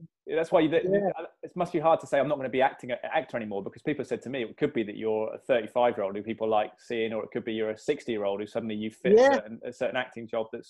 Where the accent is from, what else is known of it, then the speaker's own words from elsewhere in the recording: Hackney, London, United Kingdom; born there; also born or lived in Cardiff / Malvern / West Indies / United States; I've got a muddled accent because I've lived all over the place. I was born in London, actually, in Hackney, not far from Bethnal Green, and then I was lived in Cardiff, Malvern, the West Indies.